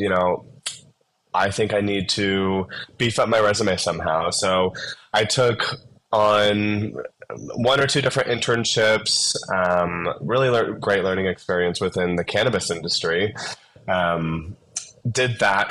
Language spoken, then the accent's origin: English; South Dakota, United States; also born or lived in Phoenix; now in Denver, United States; I grew up in South Dakota